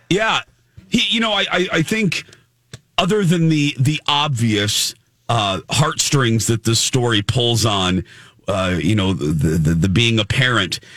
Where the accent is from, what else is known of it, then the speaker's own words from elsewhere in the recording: Chicago, Illinois, United States; We're from the Chicago area